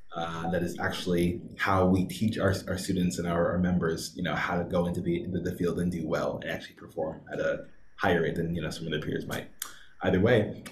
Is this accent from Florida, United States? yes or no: no; Seattle, Washington, United States; moved away as an adult; now in Los Angeles, United States; I'm also from Seattle